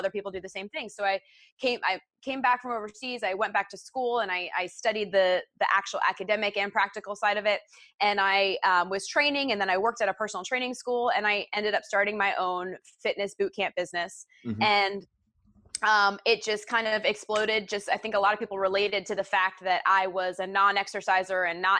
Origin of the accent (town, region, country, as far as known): United States; moved away; also born or lived in Orlando / Portland, Oregon